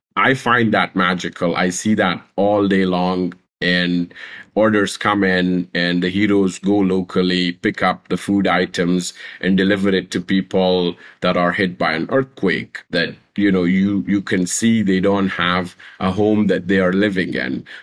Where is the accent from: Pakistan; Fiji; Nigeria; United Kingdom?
Pakistan; also born or lived in Afghanistan; I was born a refugee in Pakistan. My mom and dad are Afghan, and when we were growing up, I was not allowed to take part in official universities and, and schools 'cause we were refugees.